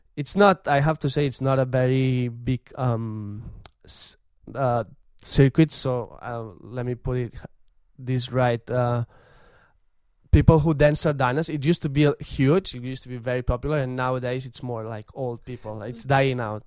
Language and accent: English; Vic, Catalonia, Spain; I'm from Vic, and that's my tradition.